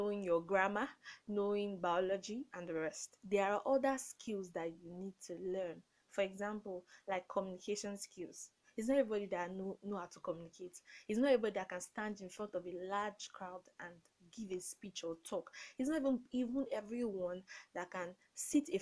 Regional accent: Nigeria; I grew up in Nigeria

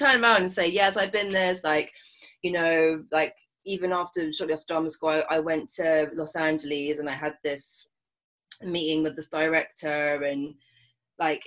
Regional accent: London, United Kingdom; growing up in London as a mixed race woman

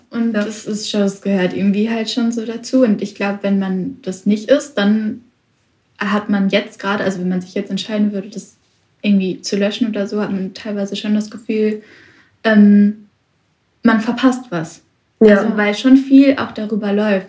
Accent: Witten, North Rhine-Westphalia, Germany; ich komme aus Witten, ganz in der Nähe von Bochum

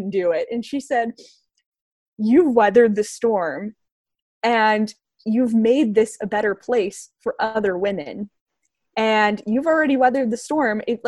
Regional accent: Northern California, United States; moved away as an adult; also born or lived in Syracuse, New York; I was a kid growing up in Northern California

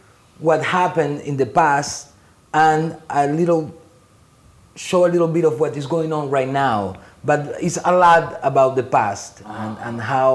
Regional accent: Venezuela; also born or lived in France; now in Long Island City, United States; I grew up in Venezuela, uh-huh.

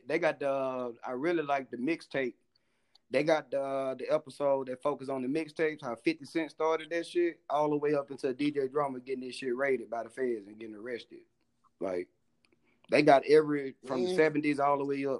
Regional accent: Alabama, United States

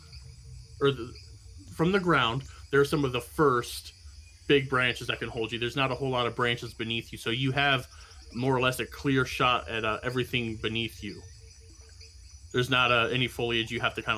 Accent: Midwest, United States; I grew up in the Midwest.

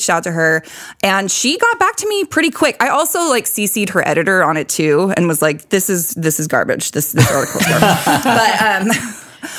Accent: Salt Lake City, Utah, United States; now in Bakersfield, United States; I'm from Salt Lake City and I remember moving here in 2002

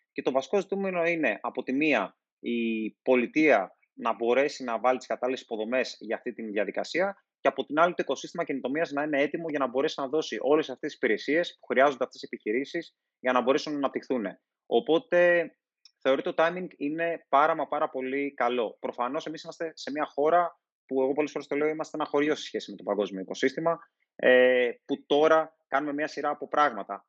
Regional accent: Thasos, East Macedonia and Thrace, Greece; στο νησί μου που είναι η Θάσο

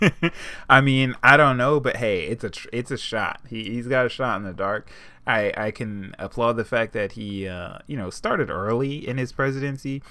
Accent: United States; I am dirty American

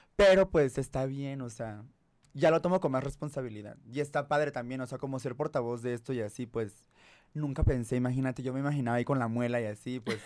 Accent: Tabasco, Mexico; moved away as an adult; now in Mexico City, Mexico; nací en Tabasco, o sea, crecí allá, toda la universidad

